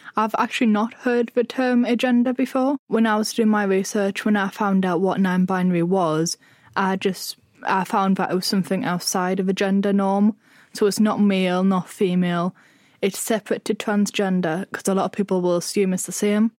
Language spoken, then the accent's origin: English; Sunderland, North East England, United Kingdom; I'm from Sunderland